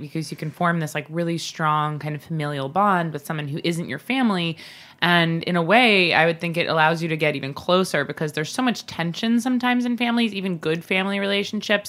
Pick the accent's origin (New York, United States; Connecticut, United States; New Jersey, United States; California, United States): New York, United States; Long Island; both Bobby and I grew up on Long Island